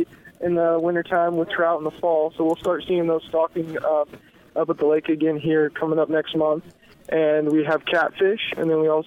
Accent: Bay Area, California, United States; moved away as an adult; also born or lived in Santa Cruz; I'm actually originally from the Bay Area, moved down here for work

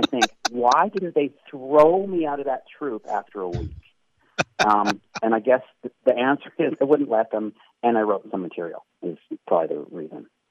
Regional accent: Canada; I'm a Canadian

